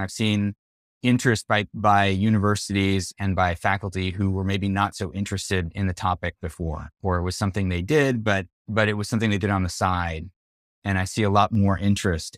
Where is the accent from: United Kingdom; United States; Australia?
United States; Central California; I, am a Mexican kid. I grew up in Central California